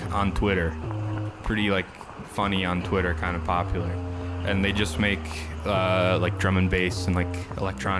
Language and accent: English; Chicago, Illinois, United States; I'm a producer from the Chicago area